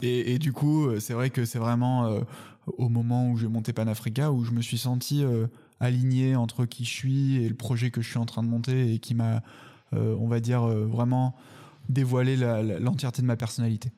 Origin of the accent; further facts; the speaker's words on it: Paris, Île-de-France, France; also born or lived in Salamanca; j'étais à Paris, j'étais parisien déjà, je suis né à Paris